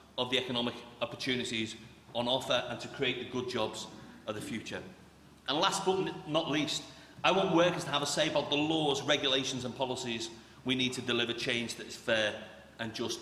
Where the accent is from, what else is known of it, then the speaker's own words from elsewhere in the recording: Merseyside, North West England, United Kingdom; I grew up in Merseyside in the 1980s and 1990s.